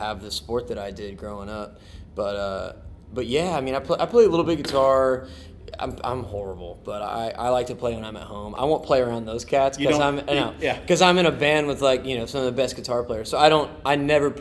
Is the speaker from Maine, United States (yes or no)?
no; right outside of Lexington, Kentucky, United States; I'm from Kentucky, right outside of Lexington